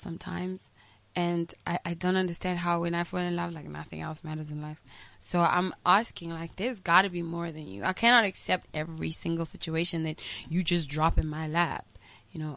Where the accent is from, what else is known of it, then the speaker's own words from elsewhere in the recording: South Africa; I'm from South Africa